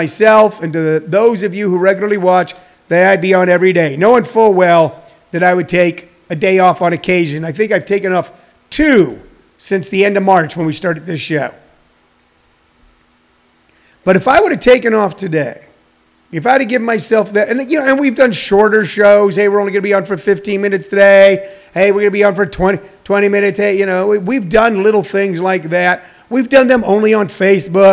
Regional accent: Missouri, United States; I'm from Missouri

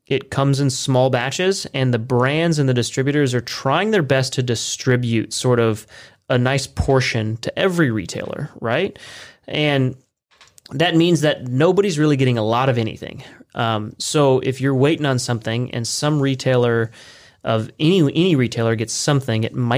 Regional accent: California, United States; now in Lancaster, United States; We're originally from Southern California, a bit north of LA.

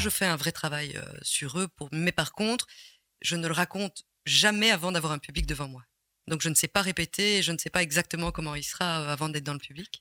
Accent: Ottignies, Wallonia, Belgium; also born or lived in Rixensart; now in Rochefort, Belgium; Je suis né à Otigny

